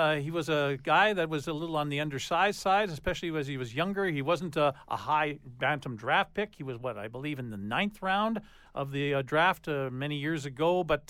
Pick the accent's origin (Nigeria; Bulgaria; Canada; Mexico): Canada; Winnipeg, Manitoba; I'm from Winnipeg